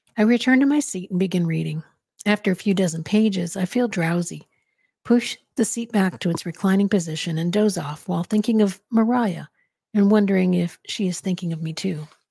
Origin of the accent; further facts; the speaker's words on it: Arizona, United States; I grew up in Arizona, so I heard Spanish all the time